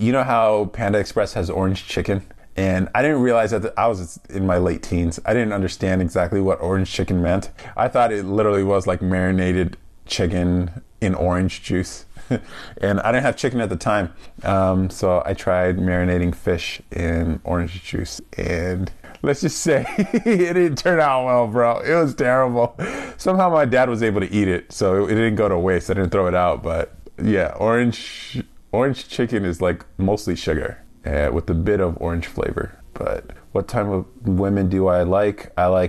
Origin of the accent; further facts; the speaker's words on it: California, United States; also born or lived in Albany, New York, United States; So I grew up in California, made a move to the East Coast, Albany area for a job out of college, and then spent almost a decade there, and then moved back to California